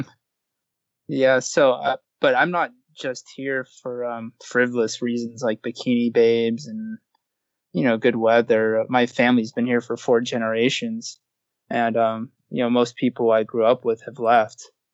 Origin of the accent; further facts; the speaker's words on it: Southern California, United States; I grew up in Southern California